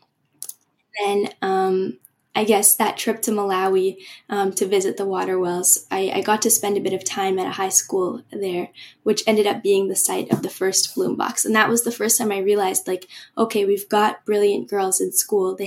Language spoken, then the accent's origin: English; Vancouver, British Columbia, Canada; I loved growing up in Vancouver